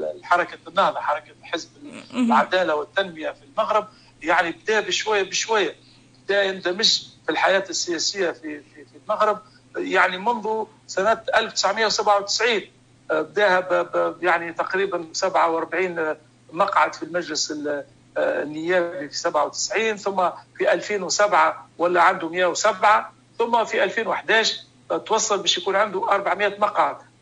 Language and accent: Arabic; Tunisia; عندنا في تونس